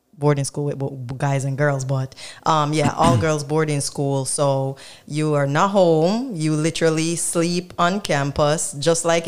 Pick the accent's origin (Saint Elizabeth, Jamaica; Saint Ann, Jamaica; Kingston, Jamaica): Saint Elizabeth, Jamaica; Black River; born or raised there; also born or lived in Westmoreland, Jamaica